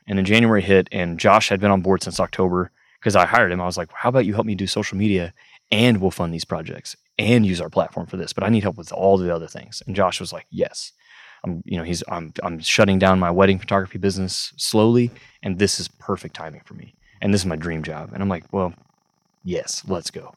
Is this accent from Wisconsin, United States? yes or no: no; Parsons, Kansas, United States; moved away as an adult; also born or lived in Emporia, Kansas; now in Stillwater, Oklahoma, United States; I'm from Parsons, Kansas, originally, so twenty-one years of my life. I was in Southeast Kansas, Parsons, Kansas